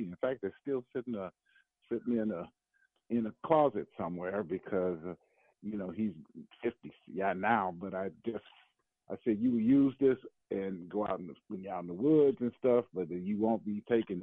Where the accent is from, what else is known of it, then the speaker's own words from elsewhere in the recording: Milwaukee, Wisconsin, United States; I grew up in Milwaukee